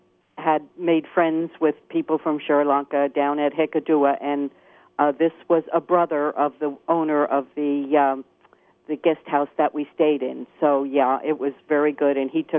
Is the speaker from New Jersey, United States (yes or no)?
yes; New Jersey, United States; And just to tell you that I'm from New Jersey, as you said, and the beaches are much like the beaches in New Jersey, which really surprised me.